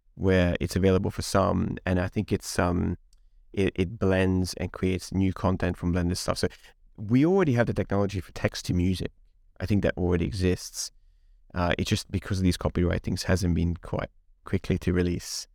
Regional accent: Budapest, Hungary; English is a second language; moved away; I grew up in Hungary, in Eastern Europe. So we listened to … running around Budapest when I was eight years old.

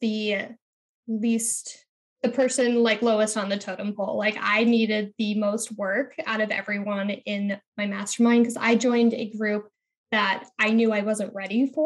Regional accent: Midwest, United States; I was born in the Midwest. And I really had those Midwestern values of working really hard

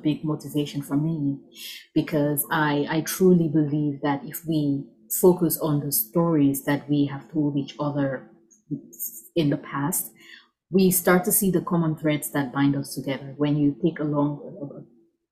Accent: Cameroon; moved away as an adult; now in Atlanta, United States; I live in Atlanta, Georgia now, but I'm originally from Cameroon, which is a West Central African country. I'm born and raised there, and I moved to the US when I was about 21.

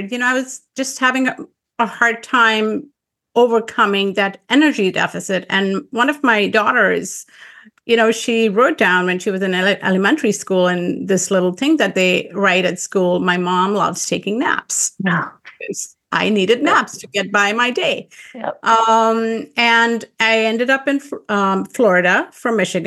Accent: Pakistan; moved away; I grew up in Pakistan

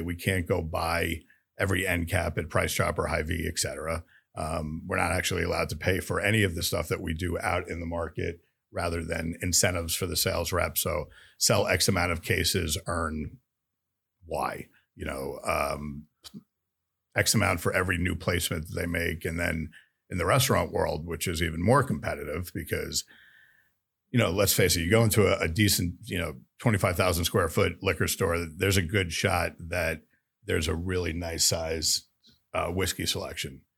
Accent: New York, United States; moved away as an adult; also born or lived in Florida / Missouri / Kansas; I grew up in New York in the restaurant business

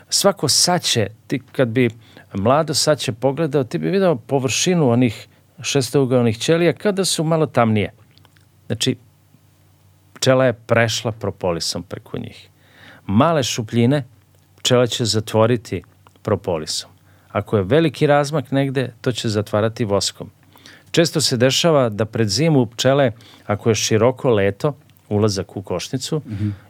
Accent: Serbia

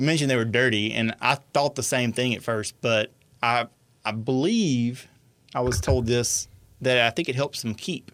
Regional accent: Franklin Parish, Louisiana, United States; I grew up in Franklin Parish

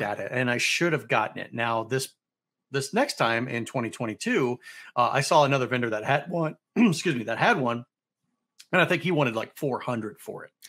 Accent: St. Louis, Missouri, United States; Louis Blues, they're my tried and true, they're my hometown team

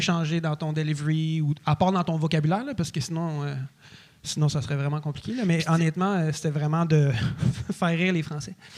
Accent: Quebec, Canada; accent: Québécois; j'ai vraiment un accent québécois prononcé, mais. Euh, je suis né ici, mais je suis j'ai d'autres origines

